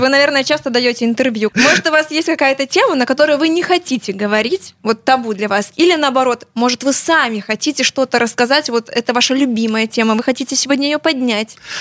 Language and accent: Russian; Belarus; я, я немного из Беларуси